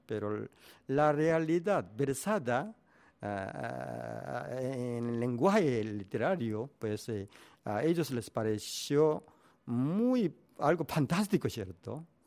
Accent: South Korea; Spanish is a second language; siendo un coreano

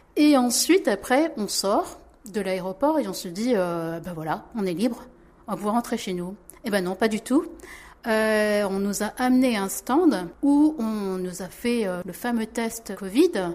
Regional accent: France; moved away as an adult; now in South Korea; je suis née en France

